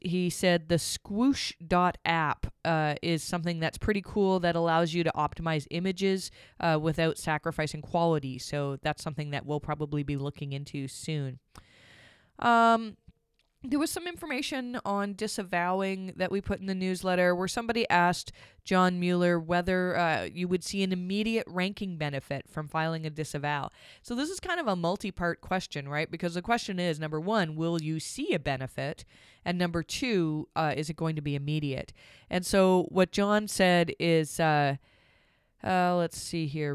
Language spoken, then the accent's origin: English; Canada; I'm Canadian